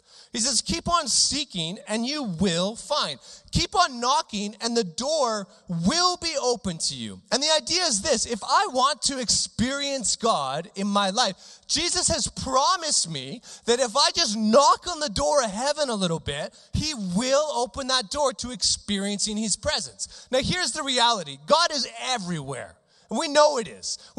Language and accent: English; Regina, Saskatchewan, Canada; I grew up in Regina